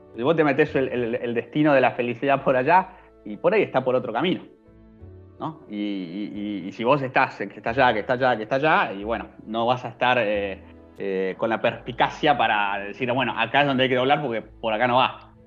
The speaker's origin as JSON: {"language": "Spanish", "country": "Argentina", "said": "soy argentino"}